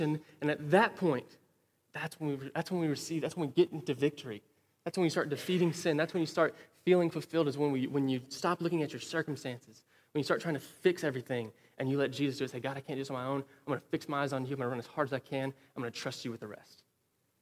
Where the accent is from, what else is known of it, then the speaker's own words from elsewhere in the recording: Wichita Falls, Texas, United States; I grew up here in Wichita Falls